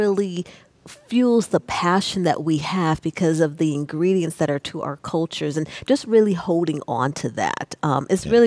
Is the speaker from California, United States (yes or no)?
yes; Oakland, California, United States; I'm from Oakland